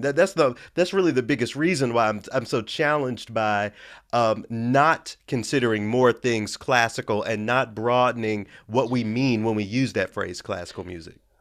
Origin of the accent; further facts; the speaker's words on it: Memphis, Tennessee, United States; I'm from Memphis. So being in a, a predominantly black city